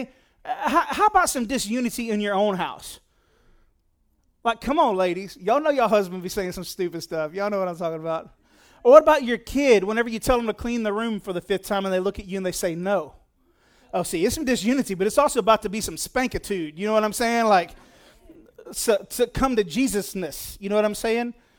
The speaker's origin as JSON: {"language": "English", "country": "United States", "said": "I'm an American"}